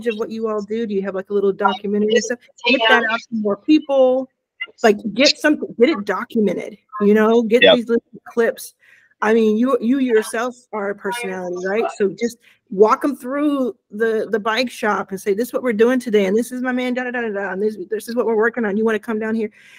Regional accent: Mississippi, United States; where I was born in Mississippi

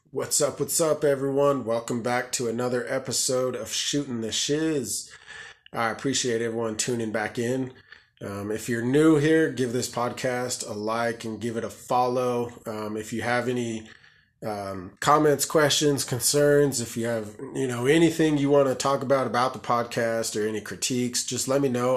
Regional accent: Colorado, United States; I'm from Colorado, and I've, I've been born and raised here, so I'm a Colorado person

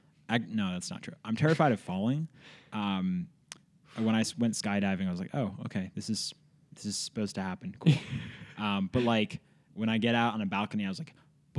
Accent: Philadelphia, Pennsylvania, United States; now in Bozeman, United States; So I grew up in the middle of Philadelphia. I used to say I was like the Fresh Prince. I was born in West Philadelphia.

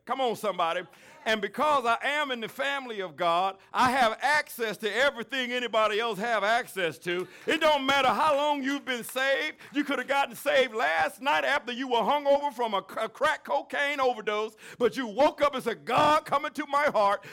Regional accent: the South, United States; I'm from the South.

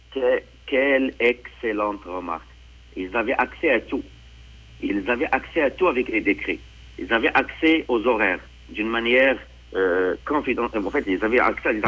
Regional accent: Quebec, Canada; en tant que Québécois

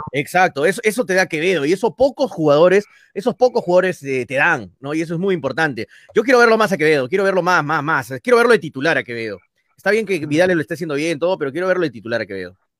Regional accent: Arequipa, Peru; nosotros somos arequipeños

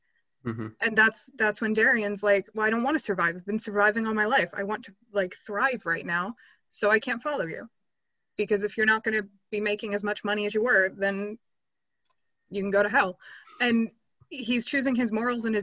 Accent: United States; moved away; I am American, grew up there

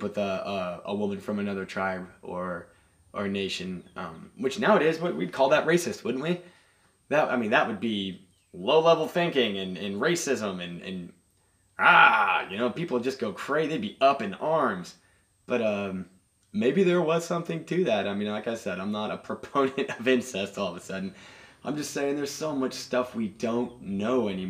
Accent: United States; I'm American

